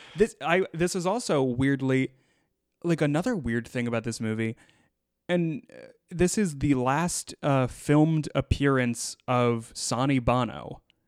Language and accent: English; United States; growing up in the United States